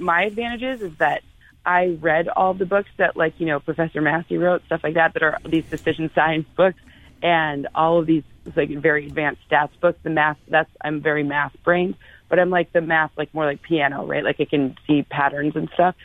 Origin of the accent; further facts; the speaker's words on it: Midwest, United States; now in Los Angeles, United States; I live at the beach because that's what people from the Midwest do when they move to California.